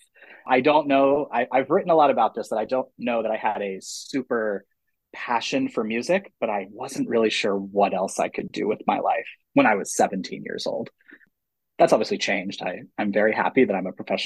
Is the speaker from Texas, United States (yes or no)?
no; near Hershey, Pennsylvania, United States; moved away as an adult; also born or lived in Boston / Georgia; now in Gwinnett County, Georgia, United States; I grew up in Pennsylvania and near Hershey, Pennsylvania